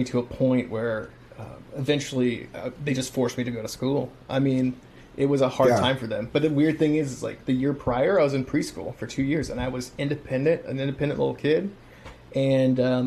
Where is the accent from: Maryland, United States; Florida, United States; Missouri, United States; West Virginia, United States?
Missouri, United States; Kansas City; I stayed back in my hometown, and went to a university here